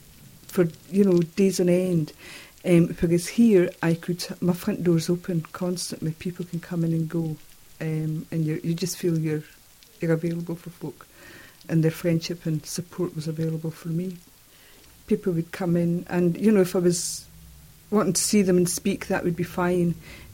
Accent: Edinburgh, Scotland, United Kingdom; moved away as an adult; now in Orkney, United Kingdom; I moved from Edinburgh, where I was born. I moved up here in the October of 1992.

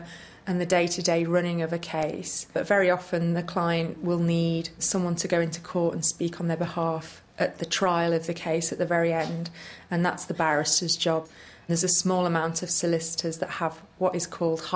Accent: Liverpool, North West England, United Kingdom; also born or lived in Sheffield / London; I'm from Liverpool

